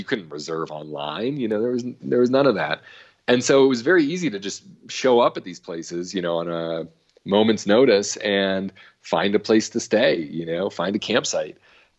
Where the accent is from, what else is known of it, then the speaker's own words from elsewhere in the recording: New England, United States; I was growing up in New England. I had no idea that Joshua Trees even existed.